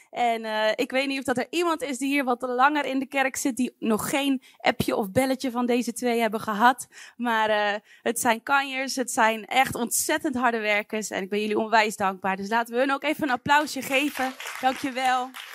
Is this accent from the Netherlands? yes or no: yes; Wijk en Aalburg, North Brabant, Netherlands; moved away; Ik ben opgegroeid in Wijk en Aalburg